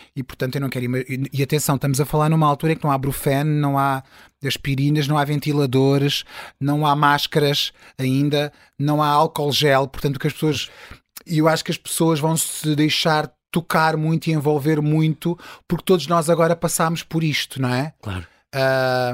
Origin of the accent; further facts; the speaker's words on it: Sines, Alentejo, Portugal; also born or lived in Belém, Lisbon; now in Lisbon, Portugal; eu sou de Sines